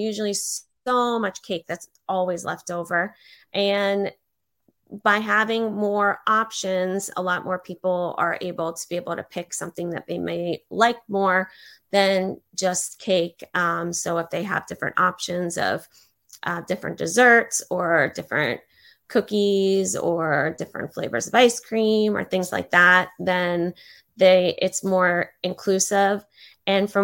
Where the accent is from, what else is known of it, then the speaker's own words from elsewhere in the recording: Pittsburgh, Pennsylvania, United States; now in Fort Myers, United States; going to Pittsburgh, back to my hometown